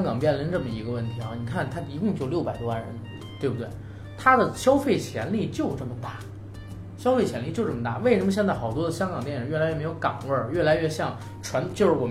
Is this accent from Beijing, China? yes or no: yes; Beijing, China; 因为我是成长在北京，